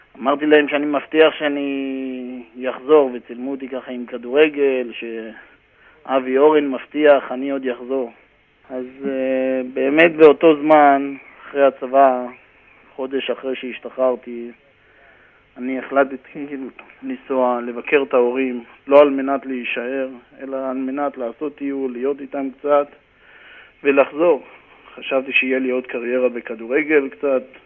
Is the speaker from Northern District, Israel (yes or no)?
yes; Karmiel, Northern District, Israel; moved away as an adult; also born or lived in Haifa area, Israel; now in New York, United States; גדלתי בכרמיאל